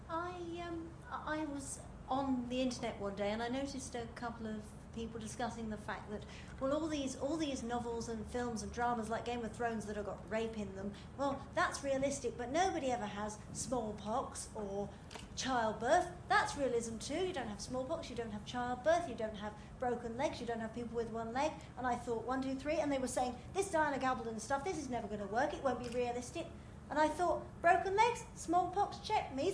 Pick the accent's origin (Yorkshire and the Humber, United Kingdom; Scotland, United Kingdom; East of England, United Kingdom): Scotland, United Kingdom; first language Gaelic; English is a second language; I'm a fluent Gaelic speaker and Gaelic's my first language.